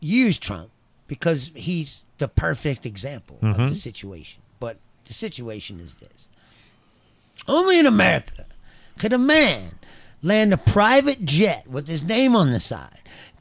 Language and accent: English; Kentucky, United States; I'm a pretty liberal guy who was born and raised in Kentucky